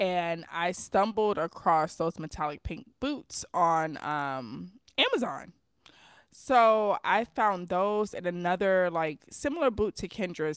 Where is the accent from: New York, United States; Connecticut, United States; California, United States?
New York, United States; New York City; I'm from New York City.